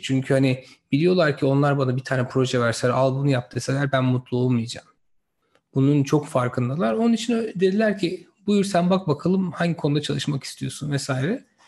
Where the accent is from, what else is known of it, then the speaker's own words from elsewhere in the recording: İzmir, Turkey; moved away as an adult; also born or lived in Sivas / Massachusetts, United States / Stanford, United States; Sivaslı bir arkadaşınızım. İzmir'de büyüdüm